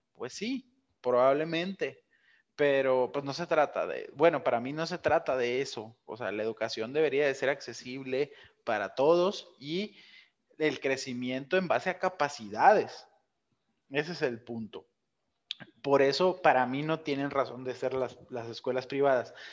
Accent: Ciudad Obregón, Sonora, Mexico; de donde yo soy ahí en Obregón

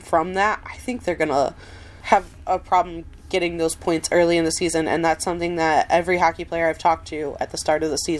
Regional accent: Michigan, United States; I'm from Michigan

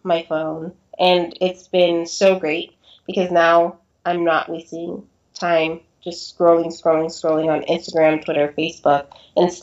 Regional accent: San Diego, California, United States; I grew up in San Diego

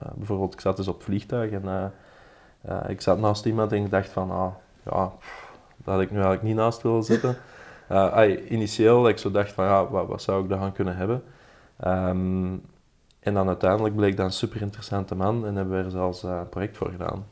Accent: Belgium; wij Belgen

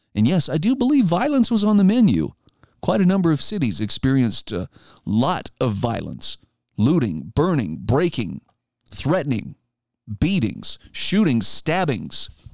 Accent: Idaho, United States; moved away; my home state of Idaho

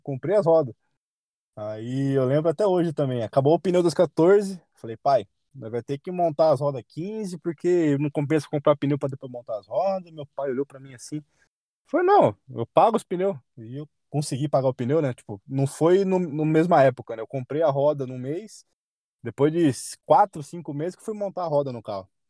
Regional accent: Sorocaba, São Paulo, Brazil; Eu sou de Sorocaba

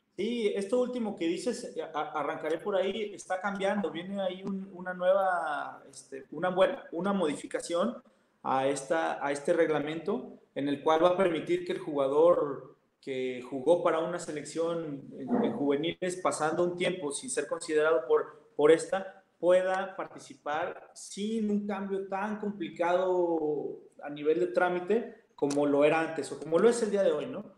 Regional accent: Mexico

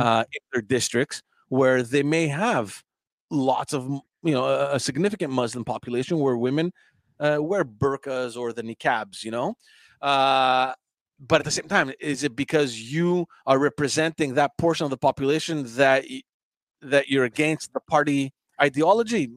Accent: Montreal, Quebec, Canada; also born or lived in Greece; we knew each other from from Park X, from growing up in Park X

